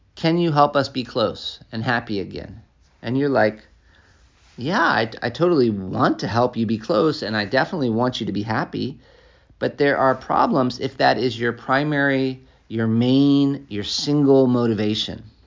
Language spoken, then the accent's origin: English; United States; moved away as an adult; also born or lived in Africa; as an American